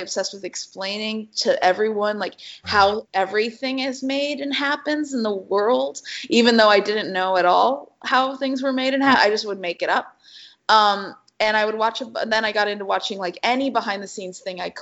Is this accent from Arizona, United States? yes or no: yes; Arizona, United States; moved away as an adult; also born or lived in Chicago; I come from Arizona